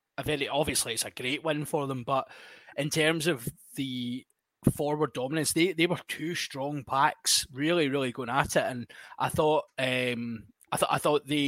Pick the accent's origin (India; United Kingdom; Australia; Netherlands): United Kingdom; Scotland; we're Scottish